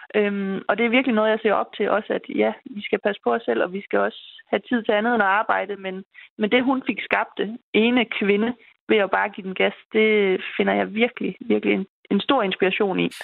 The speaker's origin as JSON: {"language": "Danish", "town": "Horsens", "region": "Central Denmark Region", "country": "Denmark", "tie": "born or raised there", "said": "jeg er fra Horsens, og det er her, jeg er vokset op"}